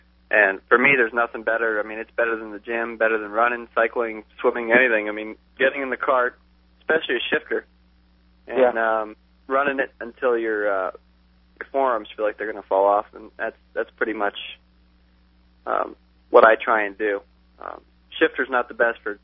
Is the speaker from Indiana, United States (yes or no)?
no; South Florida, United States; now in California, United States; I'm from South Florida